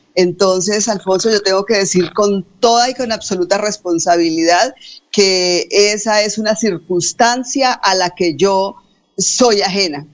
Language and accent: Spanish; Puente Nacional, Santander, Colombia; also born or lived in Bucaramanga; Provincia en la que nací. Recordemos que soy de Puente Nacional